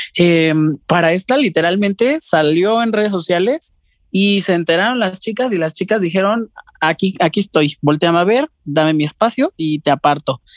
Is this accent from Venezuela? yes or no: no; Mexico; lo más importante para nosotros como, como mexicanos siempre fue la televisión. Nos criamos cuando estábamos chiquitos con eso